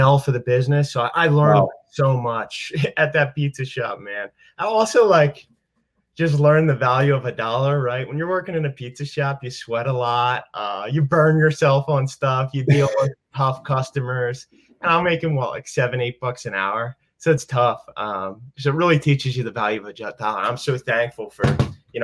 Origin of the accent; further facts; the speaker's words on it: Delaware County, Pennsylvania, United States; moved away as an adult; also born or lived in Philadelphia; now in Pittsburgh, United States; I grew up in Delaware County, Pennsylvania, also known as Delco